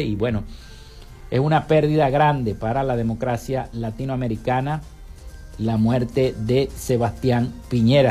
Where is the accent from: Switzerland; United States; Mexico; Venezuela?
Venezuela; nuestro país